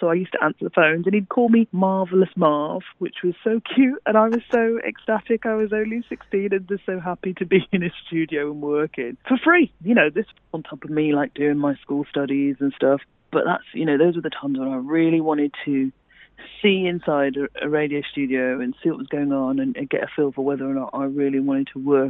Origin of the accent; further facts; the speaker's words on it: Birmingham, West Midlands, United Kingdom; accent: Brummie; there's no way I could have been a newsreader on Sky News speaking with my normal Brummie accent. It's only in the last few years, I'd say, Miranda, that I felt free to allow my flat vowels to shine and to allow my Brummie-ness to come through a bit more